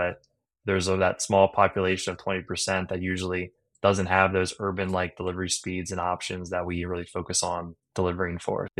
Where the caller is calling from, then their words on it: Denver, Colorado, United States; CEO of Onward, and I'm calling from Denver, Colorado.